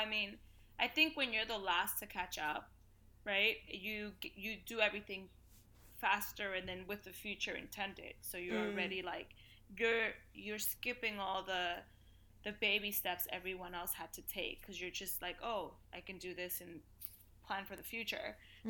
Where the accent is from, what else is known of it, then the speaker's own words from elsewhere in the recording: Bronx, New York, United States; the French will love that I'm from the Bronx.